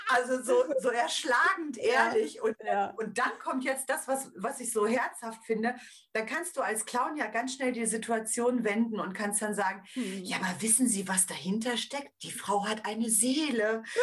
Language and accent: German; Paderborn, North Rhine-Westphalia, Germany; hier bei uns in Paderborn, weil ich aus Paderborn komme